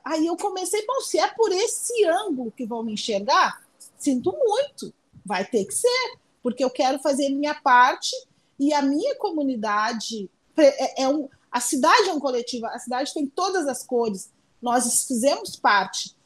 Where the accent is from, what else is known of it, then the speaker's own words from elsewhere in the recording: São Leopoldo, Rio Grande do Sul, Brazil; eu nasci em São Leopoldo